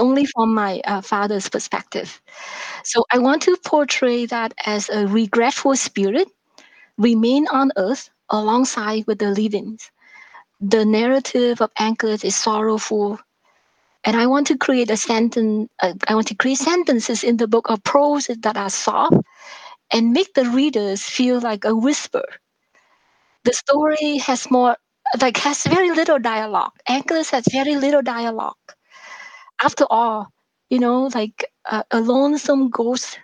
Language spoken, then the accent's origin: English; Vietnam; born or raised there; English is a second language; now in Canada